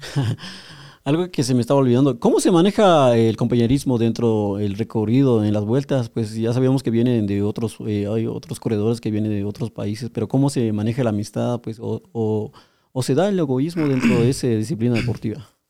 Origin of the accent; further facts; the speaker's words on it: Guatemala; nosotros somos guatemaltecos